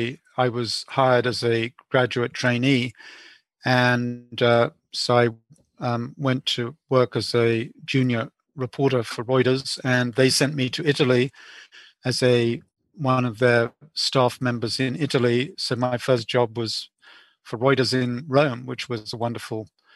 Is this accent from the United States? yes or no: no; England, United Kingdom; Also, growing up in England, I went to the proms, and I remember going to the last night of the proms, which is a great English tradition